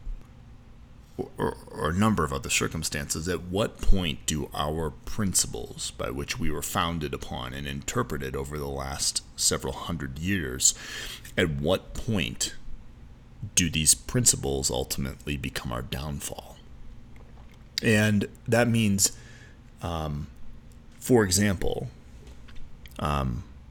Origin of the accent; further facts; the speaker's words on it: United States; as an American